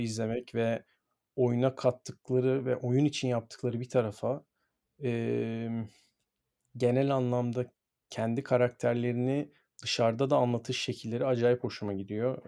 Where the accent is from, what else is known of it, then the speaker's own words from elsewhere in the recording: Istanbul, Turkey; Ben çok şanslıyım ki sahanın içinde doğdum, büyüdüm ve e, böyle gururlu bir şekilde kendimi spor sergi çocuğu olarak görüyorum.